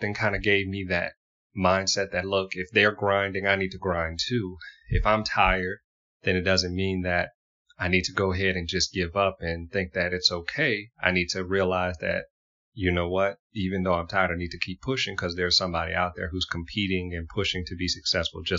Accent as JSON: {"language": "English", "town": "Houma", "region": "Louisiana", "country": "United States", "tie": "born or raised there", "said": "growing up in Houma, Louisiana"}